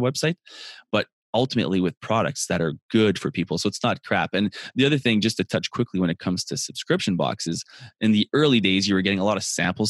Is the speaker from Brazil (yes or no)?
no; Canada; I'm Canadian